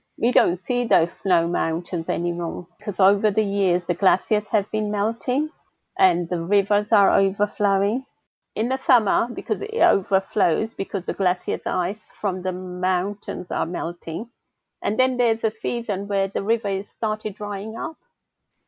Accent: northern Pakistan, Pakistan; now in St Albans, United Kingdom; my little hometown. I come from North Pakistan.

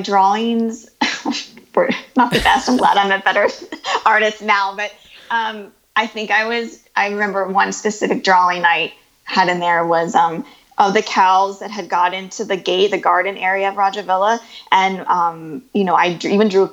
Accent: Ohio, United States; So we grew up in a small town in the Midwest in the U.S.

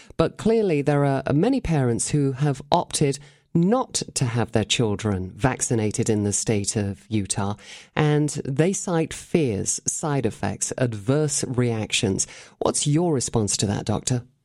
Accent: Cheshire, North West England, United Kingdom; moved away; I was brought up in England

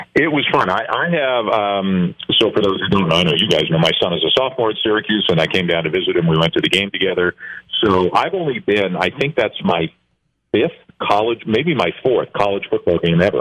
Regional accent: Canada; I am Canadian

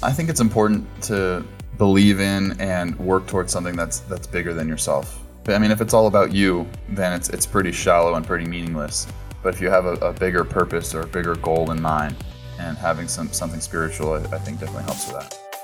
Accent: Southern California, United States; I grew up in Southern California

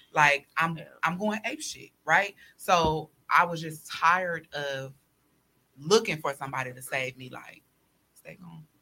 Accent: Chicago, Illinois, United States; moved away; also born or lived in Milwaukee; I'm originally from Chicago. So my family is there

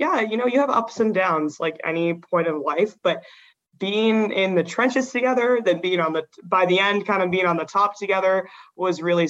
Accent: Oregon, United States; moved away as an adult; growing up in Oregon, I was like, I want to leave Oregon.

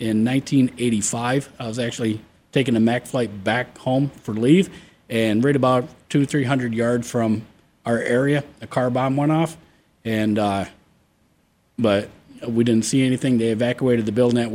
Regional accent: New York, United States; moved away as an adult; now in Arizona, United States; I grew up in New York

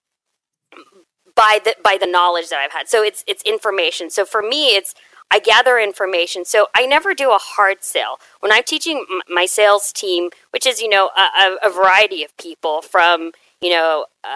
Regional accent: Houston, Texas, United States; growing up in Houston is one of the most diverse areas

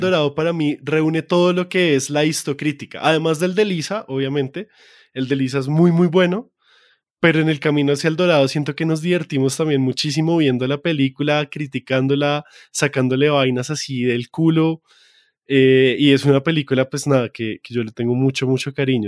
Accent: Bogotá, Colombia; accent: rolo; mi maldito acento rolo

